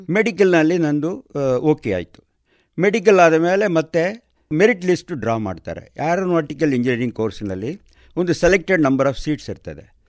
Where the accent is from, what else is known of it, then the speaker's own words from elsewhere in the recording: Salem, Tamil Nadu, India; moved away as an adult; now in Puttur, India; ನಾನು ಸೇಲಂನಲ್ಲಿ ತಮಿಳ್ನಾಡು ಸೇಲಂ ಅಂತ ಹೇಳುವ ಜಾಗದಲ್ಲಿ ನಾನು ಹುಟ್ಟಿ ಬೆಳೆದದ್ದು